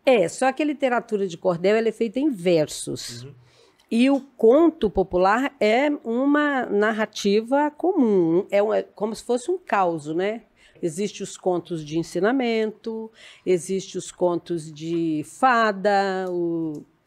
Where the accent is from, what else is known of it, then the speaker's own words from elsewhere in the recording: Afonso Cláudio, Espírito Santo, Brazil; Eu sou natural de Afonso Cláudio